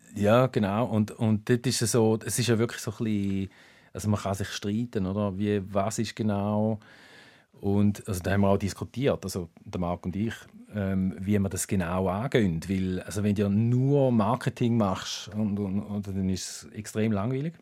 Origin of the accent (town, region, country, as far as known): Thurgau, Switzerland; born or raised there